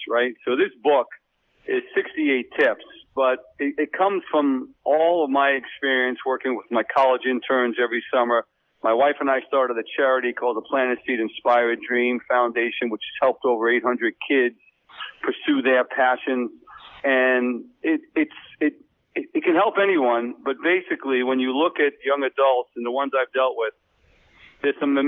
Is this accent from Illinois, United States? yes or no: no; Bellmore, New York, United States; also born or lived in Bucks County, Pennsylvania; now in New Hope, United States; I'm originally from Belmore.